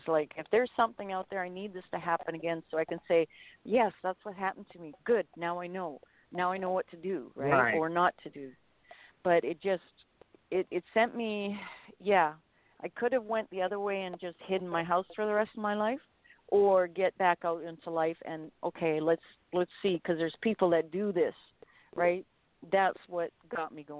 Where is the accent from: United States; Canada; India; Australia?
Canada; Medicine Hat, Alberta; I remember when I was in school, them finding footprints, and I come from Medicine Hat, Alberta